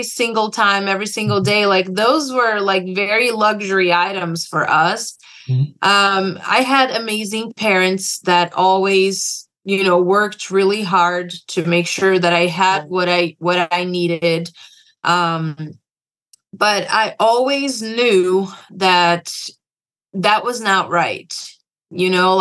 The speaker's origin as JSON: {"language": "English", "region": "São Paulo", "country": "Brazil", "tie": "born or raised there", "moved": "as an adult", "lives_now": "United States", "said": "I was born and raised in Brazil in a big city called São Paulo."}